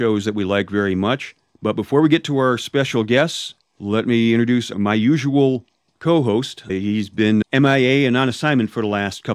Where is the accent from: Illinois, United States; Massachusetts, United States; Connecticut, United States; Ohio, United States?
Illinois, United States; Chicago; I'm from the Chicago area. I've been here all my life, so I'm the Midwesterner of the group here